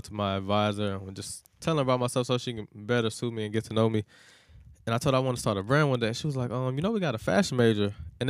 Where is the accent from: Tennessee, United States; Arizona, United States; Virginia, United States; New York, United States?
Tennessee, United States; Nashville; So, I'm from East Nashville, Tennessee.